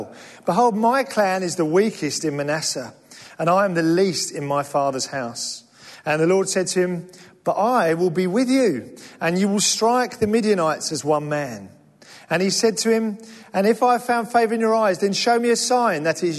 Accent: England, United Kingdom; now in London, United Kingdom; we're English

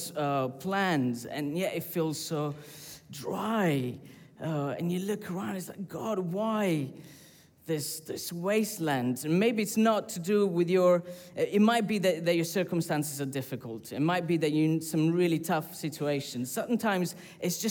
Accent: Sicily, Italy; moved away; I grew up in Sicily, which is a volcanic island

